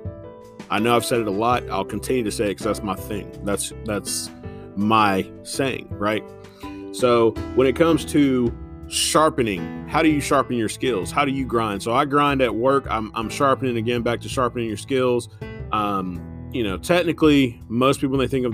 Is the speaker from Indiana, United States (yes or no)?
yes; Indiana, United States; now in Newnan, United States; Midwesterner here. Yeah, I'm from Indiana.